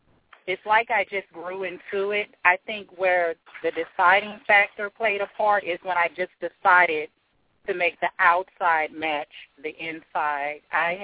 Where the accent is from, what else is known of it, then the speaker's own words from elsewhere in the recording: the South, United States; I was about 17 years old, and it was difficult for my family to accept because I'm from the South and I come from a Christian family. My father is a minister. My grandmother is a minister.